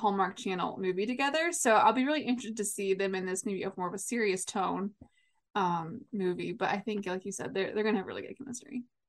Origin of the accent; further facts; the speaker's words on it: Midwest, United States; I'm from the Midwest